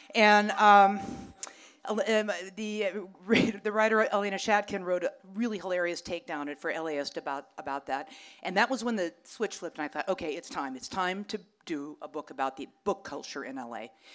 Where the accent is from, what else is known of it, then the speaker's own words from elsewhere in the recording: Los Angeles, California, United States; I grew up on Vermont, right up the street here